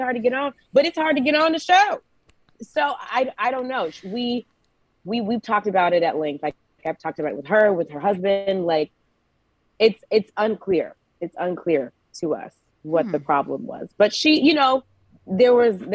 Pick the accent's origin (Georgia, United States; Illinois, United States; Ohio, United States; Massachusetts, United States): Georgia, United States; moved away